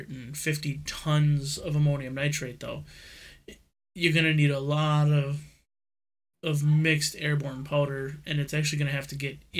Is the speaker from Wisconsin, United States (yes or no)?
yes; Wisconsin, United States; I'm from Wisconsin